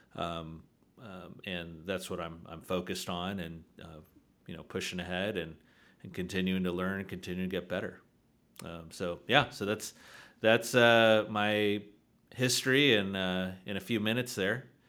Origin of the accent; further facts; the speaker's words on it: San Diego, California, United States; I'm originally from San Diego, California